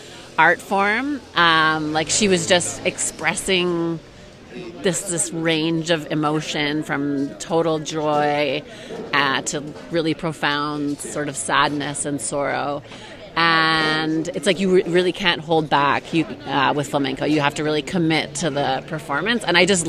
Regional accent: Vancouver, British Columbia, Canada; now in Spain; I'm Canadian, so I started dancing in Vancouver, where I'm from, and I was in my early 20s

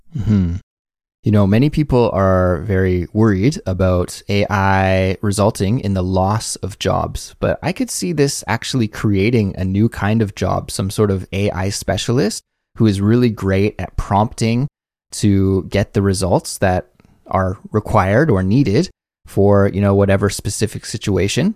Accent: Canada; now in South Korea; As a Canadian

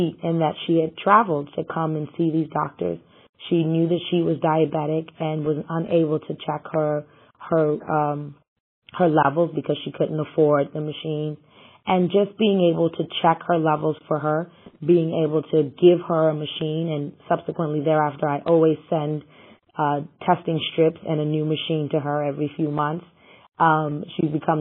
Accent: Ghana; now in New York, United States; as a Ghanaian

